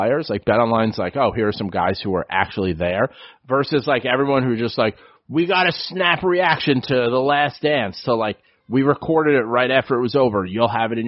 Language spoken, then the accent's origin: English; New York City, New York, United States; I grew up in the Bronx on City Island